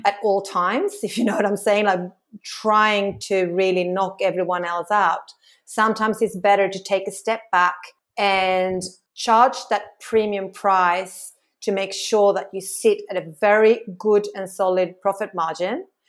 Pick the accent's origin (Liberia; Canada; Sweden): Sweden; moved away as an adult; now in Australia; I'm from Sweden.